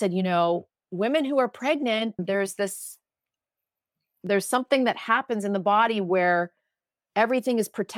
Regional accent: Ottawa, Ontario, Canada; moved away as an adult; now in New York City, United States; I'm a kid from Ottawa, Ontario, Canada, and I wanted to come to the US, move to New York City, be a broadcaster.

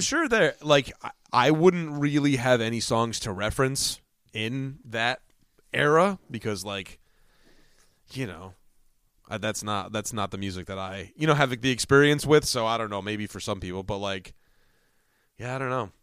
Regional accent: Connecticut, United States; as New Englanders

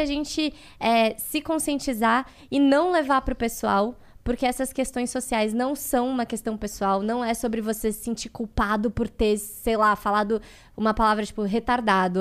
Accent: Brazil; eu nasci no Brasil, eu sou brasileira

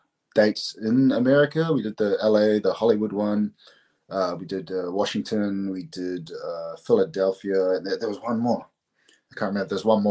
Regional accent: New Zealand; say I'm New Zealander. I say I'm Māori. So we're like the indigenous people of New Zealand, which you can see here, right at this Māori flag.

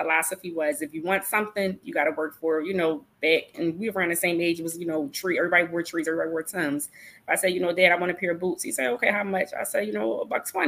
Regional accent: Philadelphia, Pennsylvania, United States; I'm from North Philly, like literally in the center of North Philly

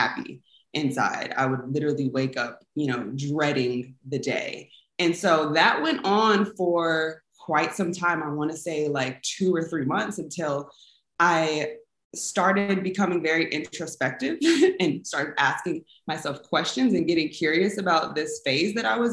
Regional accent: Inglewood, California, United States; also born or lived in San Francisco Bay Area, California; So I am from Los Angeles, California, specifically Inglewood, California. That is where I went to high school.

